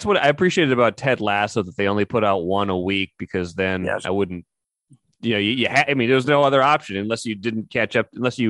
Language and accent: English; Grand Forks, North Dakota, United States; That's my hometown